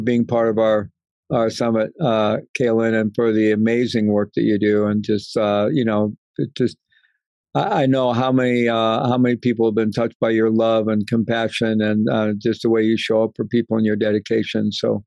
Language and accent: English; St. Louis, Missouri, United States; moved away; I grew up in St. Louis and still have my family. All the rest of my family are still in St. Louis